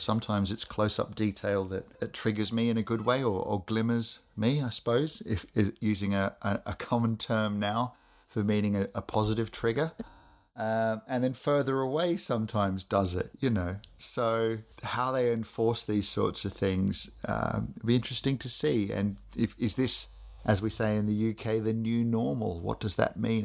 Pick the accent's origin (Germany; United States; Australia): Australia; I grew up in Australia, as people may be able to pick from my my voice